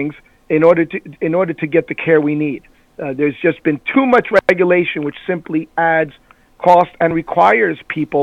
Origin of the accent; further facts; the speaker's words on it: Cuba; moved away; I was born in Cuba